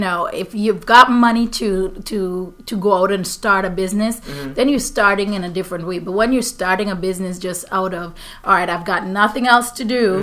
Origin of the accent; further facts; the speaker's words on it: Guyana; now in Florida, United States; I'm from Guyana in South America, part of the Caribbean as well